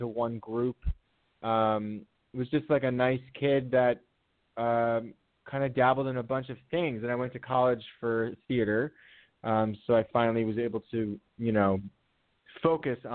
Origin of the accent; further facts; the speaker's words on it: New Jersey, United States; also born or lived in Fort Campbell, Kentucky; I was an infant when we moved to New Jersey. So I really, you know, identify as a Jersey boy. I that's where I was raised pretty much.